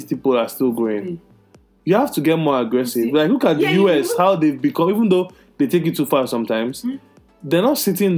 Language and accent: English; Nigeria; moved away; growing up in Nigeria